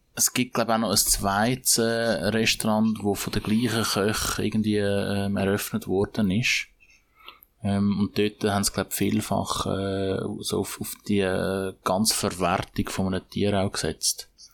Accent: Switzerland; bei uns in der Schweiz

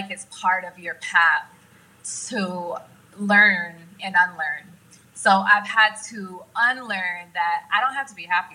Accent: Oklahoma, United States; moved away as an adult; also born or lived in Los Angeles; I'm from Oklahoma

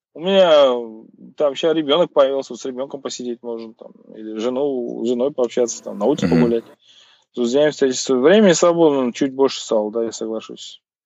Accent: Kazakhstan; у нас там Головкин есть, вот у нас там … есть

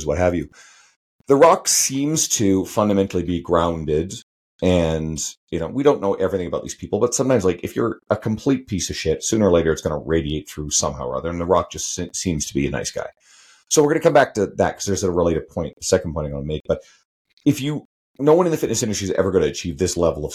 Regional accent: Western Canada, Canada; I'm a Canadian here, right? I'm a Western Canadian

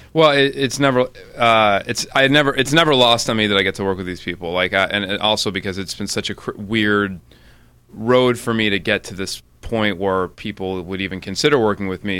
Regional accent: Highland Park, Illinois, United States; I grew up in Highland Park, which is about a half hour north of the city

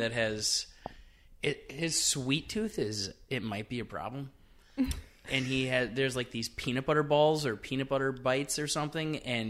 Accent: Green Bay, Wisconsin, United States; also born or lived in Oshkosh, Wisconsin / Illinois; I'm originally from Green Bay. Okay, so nice. I lived in Green Bay my whole life, lived in Oshkosh while I was working at Beechwood, and then moved down to Illinois, and yeah, now I'm back.

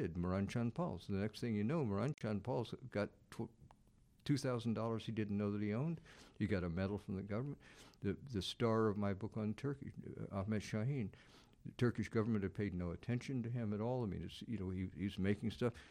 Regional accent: Southern United States, United States; in the case of the Southern United States, it's a natural thing for me. I mean, there's, having been raised there

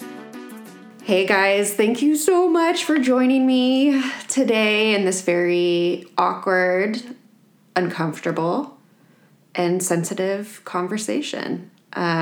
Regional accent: Sugar Land, Texas, United States; grew up in Sugarland, Texas

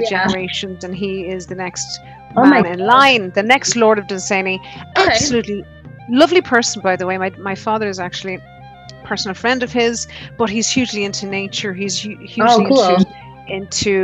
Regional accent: County Meath, Ireland; I'm from the Royal County of Meath

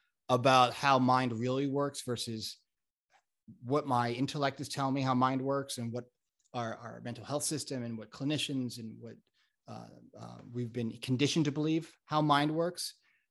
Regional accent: Florida, United States; also born or lived in Connecticut; now in California, United States; I grew up in South Florida and Connecticut, but I'm here in California almost 20 years

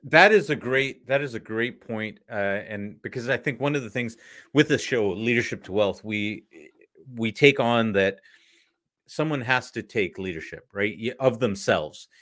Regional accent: Canada; as a Canadian

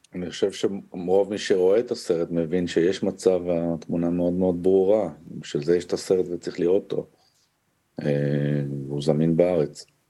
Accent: Israel; אני קודם כל לא פלסטיני, אני ישראלי

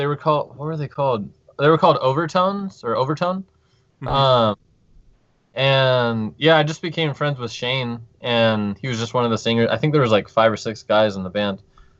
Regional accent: Salinas, California, United States; moved away as an adult; also born or lived in Carmel, California; now in Oregon, United States; I'm from Salinas, California. I've lived there my whole life. And I've only been in Oregon like 2.5 years, so it's relatively new.

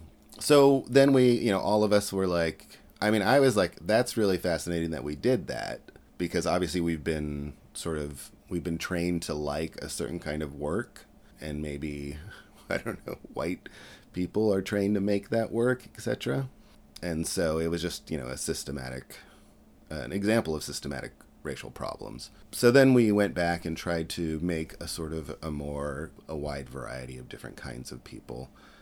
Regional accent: West Coast, United States; I wanted to go to school on the East Coast because I grew up on the West Coast

